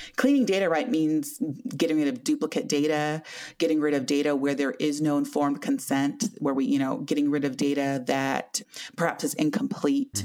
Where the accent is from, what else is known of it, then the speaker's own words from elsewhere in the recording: Lame Deer, Montana, United States; I was born and raised in Lame Deer, Montana, which is a small community on the Northern Cheyenne Indian Reservation